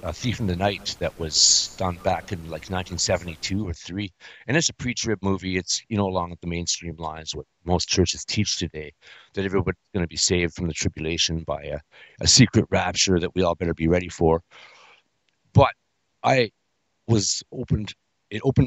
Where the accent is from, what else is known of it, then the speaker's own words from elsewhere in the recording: British Columbia, Canada; I was born in Canada, in British Columbia, in 1973